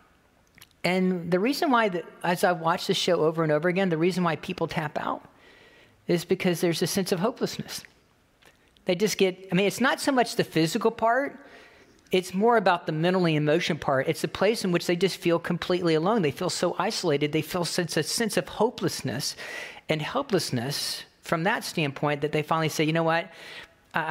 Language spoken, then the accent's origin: English; The Villages, Florida, United States; I'm from Florida. I'm from the villages